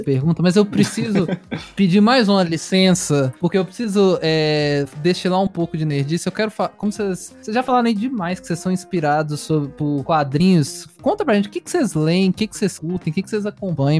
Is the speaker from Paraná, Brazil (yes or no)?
no; Belo Horizonte, Minas Gerais, Brazil; eu sou de BH